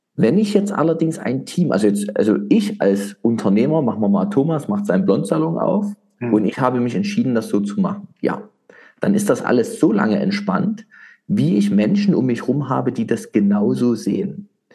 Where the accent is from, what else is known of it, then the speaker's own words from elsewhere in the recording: East Germany, Germany; ich komme ja aus dem Osten von Deutschland, der ehemaligen DDR-Geschichte